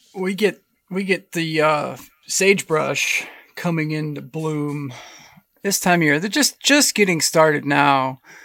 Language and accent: English; Pennsylvania, United States; moved away; also born or lived in Boise, Idaho; Growing up in Pennsylvania, we had this massive white pine tree in the backyard